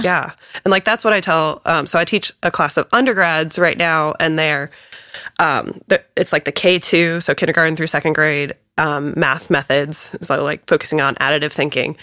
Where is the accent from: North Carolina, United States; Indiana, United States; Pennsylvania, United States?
North Carolina, United States; Raleigh; I am one of those people that's born and raised in Raleigh